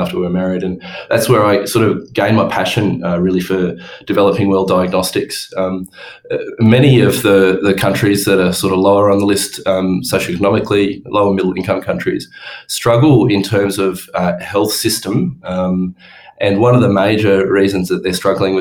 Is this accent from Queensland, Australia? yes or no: no; Orange, New South Wales, Australia; moved away as an adult; also born or lived in Townsville / Perth; I grew up in Orange